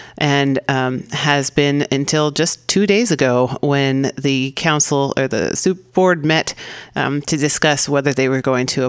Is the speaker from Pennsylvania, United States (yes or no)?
no; California, United States; I'm a Californian, I have to say.